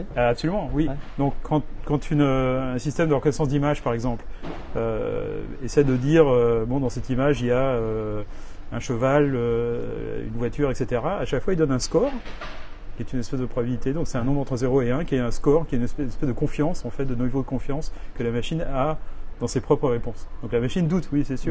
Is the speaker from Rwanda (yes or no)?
no; France; moved away as an adult; now in New York, United States